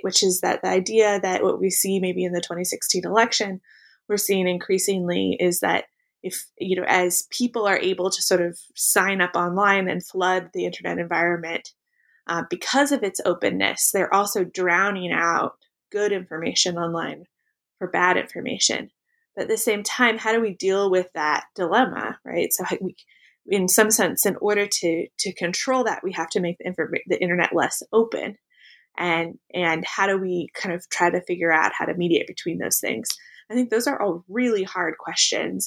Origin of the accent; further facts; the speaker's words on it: Pacific Northwest, United States; I grew up in the Pacific Northwest